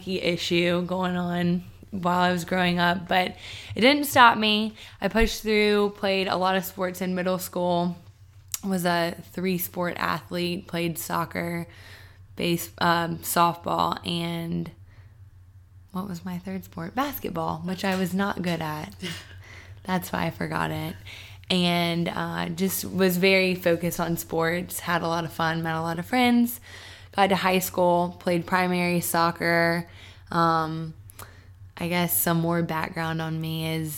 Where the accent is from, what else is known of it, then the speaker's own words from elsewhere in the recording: Charlotte, North Carolina, United States; now in Atlanta, United States; I am from Charlotte, North Carolina. I'm moving back there in a couple days.